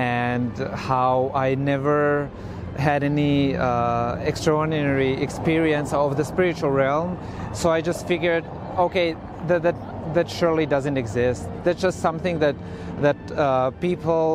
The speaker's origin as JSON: {"language": "English", "town": "Osijek", "region": "Osijek-Baranja County", "country": "Croatia", "tie": "born or raised there", "also_born_or_lived": "Zagreb", "moved": "as an adult", "said": "I grew up in Croatia in Osijek. That's my hometown."}